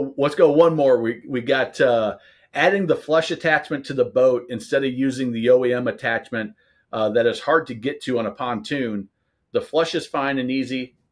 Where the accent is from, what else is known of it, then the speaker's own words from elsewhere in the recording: Nebraska, United States; I grew up in Nebraska